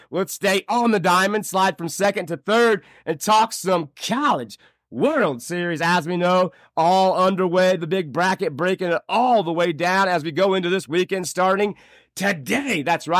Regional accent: Indiana, United States; my home state

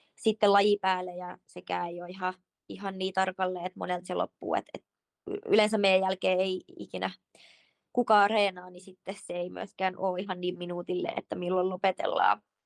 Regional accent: Sipoo, Uusimaa, Finland; moved away as an adult; also born or lived in Helsinki; now in Switzerland; kun muutettiin Helsingistä Sipooseen, kun olin seitsemänvuotias

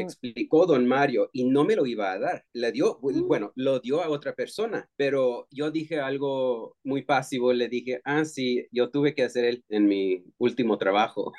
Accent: Texas, United States; moved away as an adult; also born or lived in California; now in Los Angeles, United States; soy bilingüe latino de Texas. Eh, llegué a California eh, ya hace 14 años

